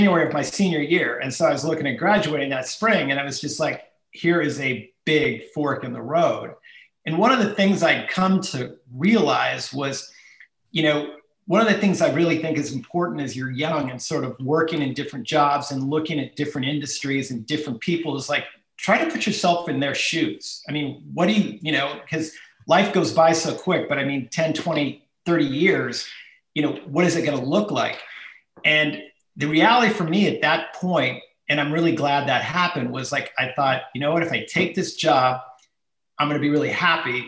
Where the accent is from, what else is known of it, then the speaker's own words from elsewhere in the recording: Chico, California, United States; I actually was born and raised in Chico, so it's a local ski hill